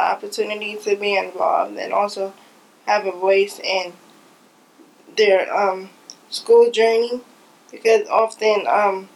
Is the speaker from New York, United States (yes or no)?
yes; New York City, New York, United States; I'm from Brooklyn, and I go to school at CUNY School of Professional Studies